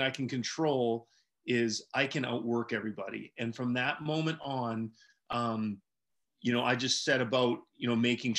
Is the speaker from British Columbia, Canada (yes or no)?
yes; Vancouver Island, Western Canada, British Columbia, Canada; moved away as an adult; also born or lived in Dartmouth; now in North Carolina, United States; I grew up in Western Canada on Vancouver Island